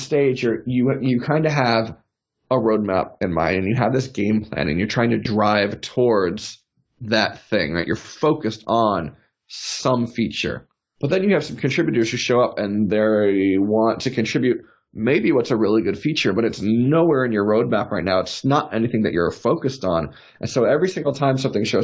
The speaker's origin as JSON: {"language": "English", "region": "South Florida", "country": "United States", "tie": "born or raised there", "also_born_or_lived": "New York City", "moved": "yes", "lives_now": "Austin, United States", "said": "I grew up in South Florida"}